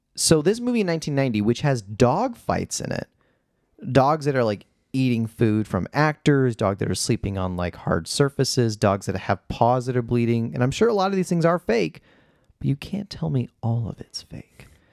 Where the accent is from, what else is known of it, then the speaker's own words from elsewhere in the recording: Chicago, Illinois, United States; Jeff and I, we're both from Chicago